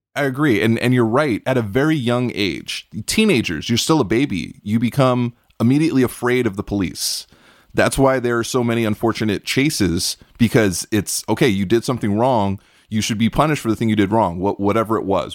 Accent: New York City, New York, United States; I grew up in Brooklyn, New York

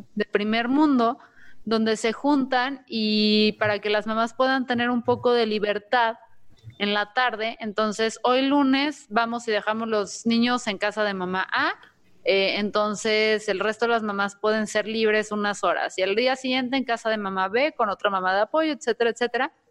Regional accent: Mexico; como mexicanos

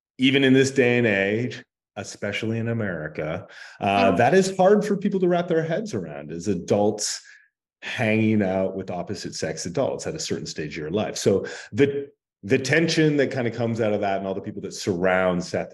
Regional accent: Canada

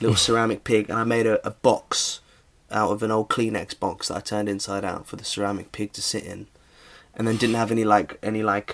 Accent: Norfolk, East of England, United Kingdom; I grew up in Norfolk

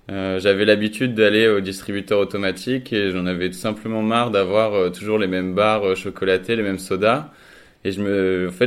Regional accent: Reims, Grand Est, France; now in Lille, France; je suis originaire de Reims et je suis arrivé à Lille il y a 3 ans euh, pour mes études.

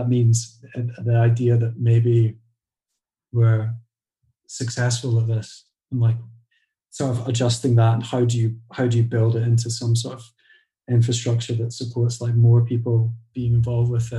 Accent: Edinburgh, Scotland, United Kingdom; also born or lived in Glasgow; I grew up in Edinburgh, which is the capital, 40 miles away from Glasgow

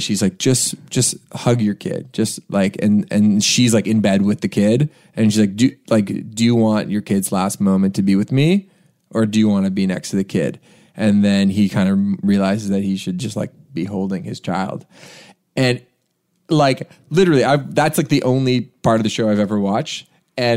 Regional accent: Canada

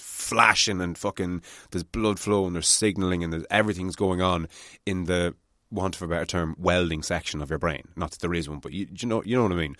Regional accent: Ireland; as Irish people

